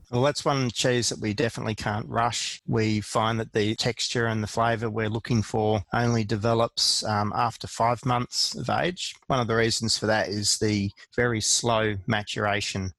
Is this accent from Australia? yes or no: yes; Australia; as an Australian cheesemaker